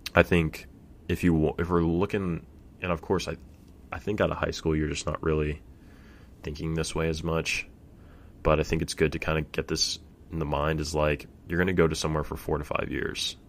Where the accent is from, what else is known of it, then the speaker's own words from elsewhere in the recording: Fresno, California, United States; I'm from Fresno